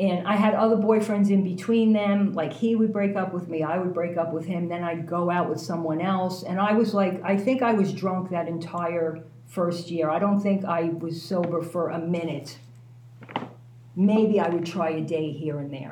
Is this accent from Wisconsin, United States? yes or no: no; New York City, New York, United States; moved away as an adult; I'm from New York